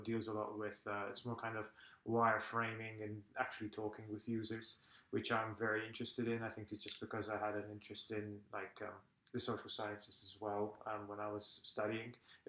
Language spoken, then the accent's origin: English; Malta; English is a second language; now in Estonia; I'm originally from Malta, which, just in case, because not everybody knows, it's a small island. I think it's the southernmost part of Europe. It's just below Sicily.